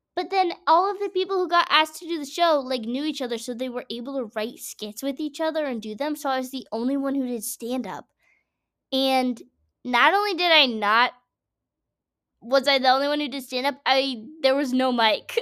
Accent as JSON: {"language": "English", "region": "Massachusetts", "country": "United States", "said": "I'm from Massachusetts, forest farm town"}